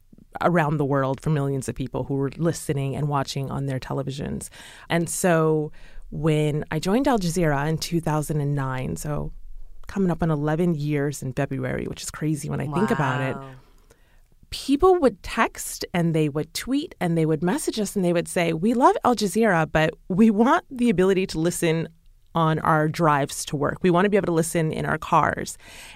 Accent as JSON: {"language": "English", "town": "Chicago", "region": "Illinois", "country": "United States", "tie": "born or raised there", "said": "And I'm from Chicago, born and raised in Chicago."}